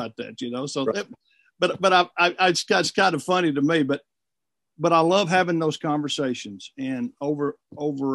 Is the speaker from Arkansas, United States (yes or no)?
yes; Bald Knob, Arkansas, United States; moved away as an adult; also born or lived in Tampa, Florida; now in Florence, United States; I'm originally from Arkansas. My parents, who are both still alive, still live in Ball Knob, Arkansas, which is a small town in northeast Arkansas. I grew up there